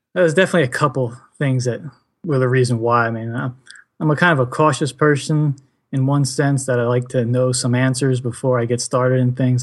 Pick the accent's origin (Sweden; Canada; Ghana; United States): United States; New Jersey; I am from New Jersey